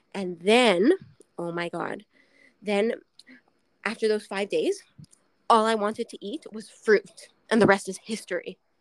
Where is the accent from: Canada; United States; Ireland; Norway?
Canada; Montreal, Quebec; I grew up in Montreal